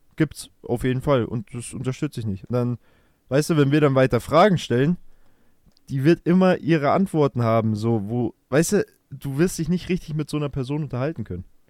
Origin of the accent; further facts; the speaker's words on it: Germany; bei uns in Deutschland